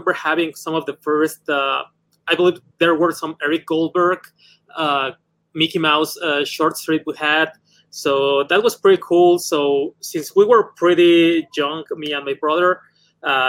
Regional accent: Mexico City, Mexico; I'm from Mexico City

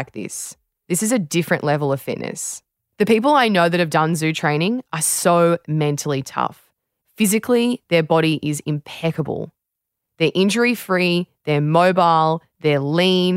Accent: Australia

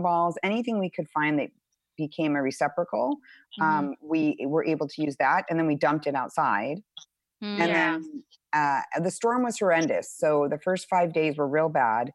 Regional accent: Arizona, United States; I grew up in Arizona

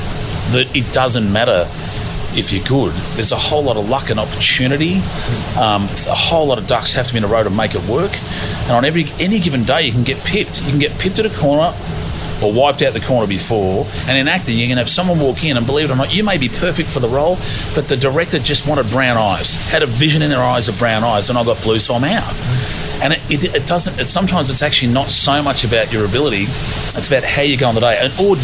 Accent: Australia; when you're growing up in Australia, Ford or Holden.

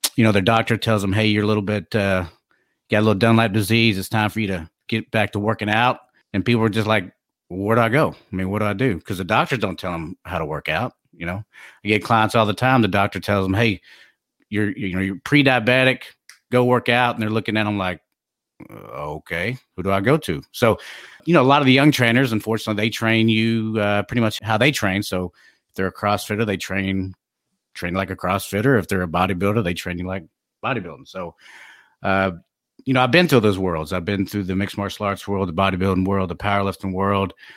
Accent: DeSoto, Texas, United States; also born or lived in Plano, Texas; I was born and raised in DeSoto, graduated from Plano

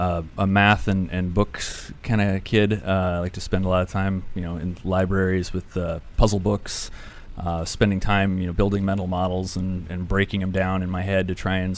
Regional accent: St. Cloud, Minnesota, United States; Originally from St. Cloud, Minnesota.

